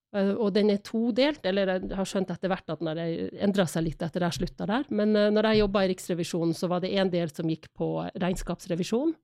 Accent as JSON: {"language": "Norwegian", "town": "Harstad", "region": "Troms", "country": "Norway", "tie": "born or raised there", "also_born_or_lived": "Spain / England / Florida", "moved": "as an adult", "lives_now": "Oslo, Norway", "said": "Jeg flytta vel fra Harstad da jeg var 18, eller kanskje jeg akkurat hadde fylt 19"}